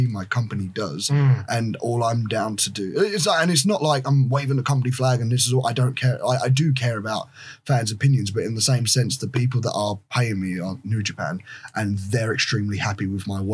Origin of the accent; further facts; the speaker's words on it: United Kingdom; I'm the best wrestler that British wrestling has ever produced.